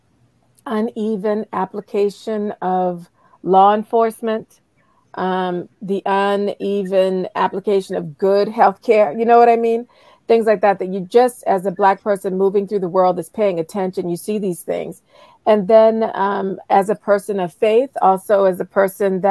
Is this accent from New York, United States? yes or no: no; Charleston, South Carolina, United States; I grew up in Charleston, South Carolina